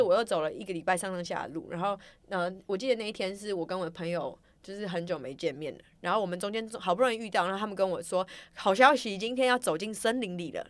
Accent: Taiwan; 我是从台湾来

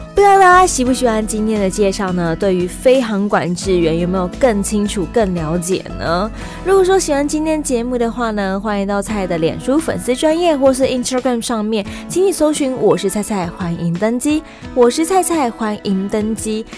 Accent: Taiwan; 我们自己在讲台语的时候啊，北部、中部、南部都会有一点口音

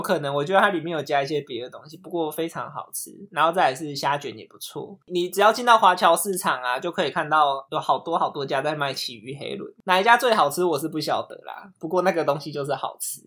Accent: Kaohsiung, Taiwan; 因为我是高雄人嘛，所以那边其实还是离我们家比较近

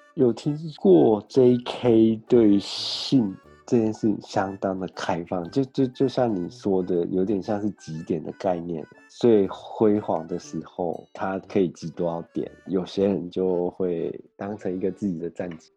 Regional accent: Taiwan; moved away; also born or lived in Shimokitazawa, Tokyo, Japan; 我们台湾的全联百货中心

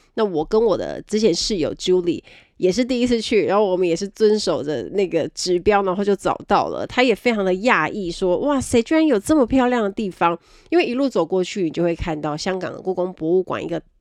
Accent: Kaohsiung, Taiwan; 我是高雄人

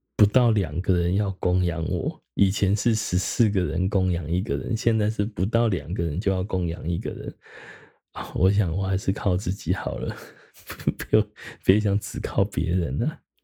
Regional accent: Taiwan; 我们台湾人平均在生命末期往前推七年

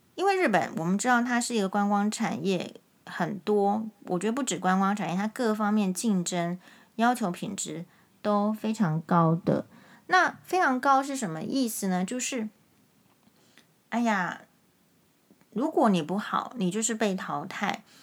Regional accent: Taiwan; 身为台湾人

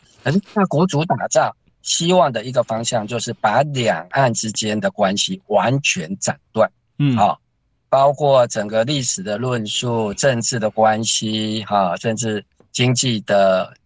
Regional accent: Taiwan; 台湾自己讲的这些，啊，我们的母语

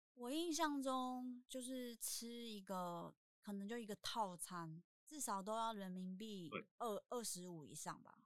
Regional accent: Kinmen County, Taiwan; 我回金门也不过差，差不多快十年

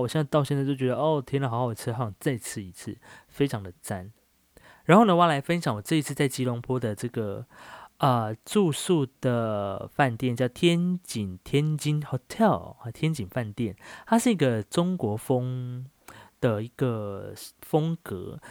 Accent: Taiwan; 我来自台湾

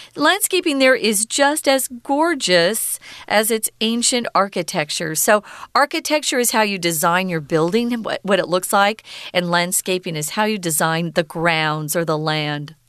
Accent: Arizona, United States; now in Taiwan; I'm from Arizona, even to have a cloud in the sky, we think that's so cool because we hardly ever have clouds.

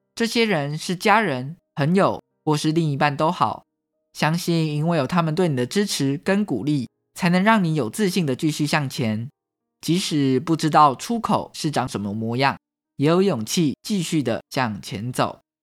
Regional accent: Taiwan; 台湾是一块宝岛，同时也是我们的家乡

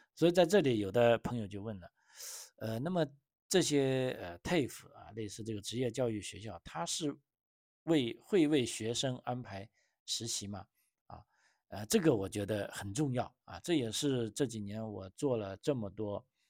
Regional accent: China; 按照我们中国人的，呃，中，中国学生的说法

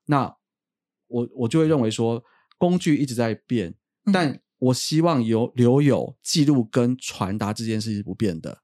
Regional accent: Taiwan; 我们台湾这边呢，我们就是用 b p m f

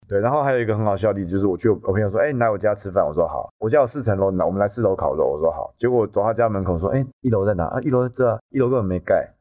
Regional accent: Taiwan; 就说你是不是台湾来的？我说你怎么知道？

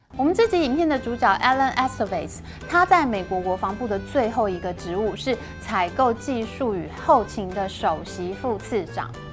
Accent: Taiwan; 我们台湾人

